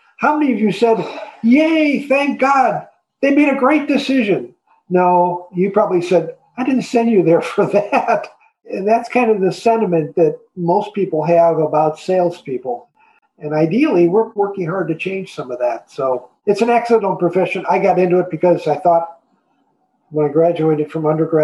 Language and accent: English; Chicago, Illinois, United States; moved away as an adult; also born or lived in Orlando; I am a Chicagoan by birth and lived there most of my adult life